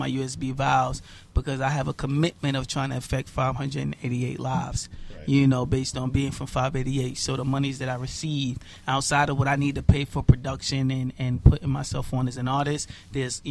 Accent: New York City, New York, United States; I'm from Bushwick

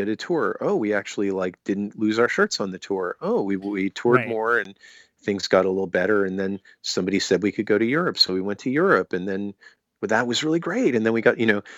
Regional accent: Maryland, United States; we're from Maryland

